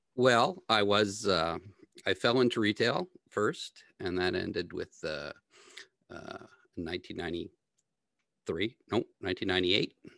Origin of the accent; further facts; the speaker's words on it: Sheridan Park, near Atomic Energy of Canada Limited, Ontario, Canada; I grew up in the Sheridan homelands right beside Atomic Energy of Canada Limited